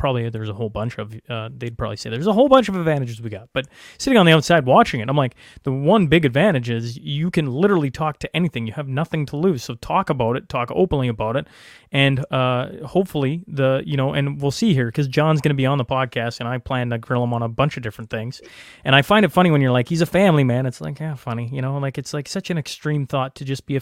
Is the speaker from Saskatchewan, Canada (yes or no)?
yes; Saskatchewan, Canada; now in Alberta, Canada; I grew up in Saskatchewan, now I live in Alberta